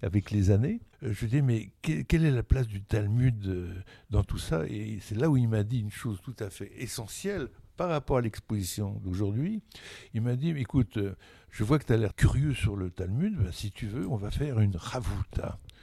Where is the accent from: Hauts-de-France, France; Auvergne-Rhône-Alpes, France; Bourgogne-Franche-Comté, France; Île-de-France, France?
Bourgogne-Franche-Comté, France; Burgundy; je viens de la Bourgogne, de, euh, la Bourgogne des petits villages